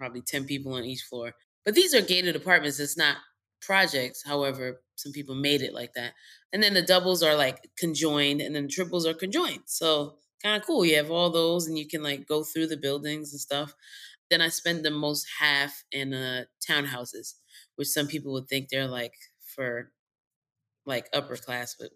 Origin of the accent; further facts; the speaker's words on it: New York City, New York, United States; I grew up in Co-op City, Section 4